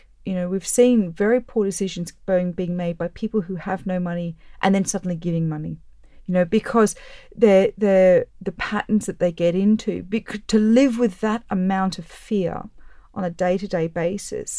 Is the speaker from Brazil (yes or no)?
no; Australia; I'm Australian.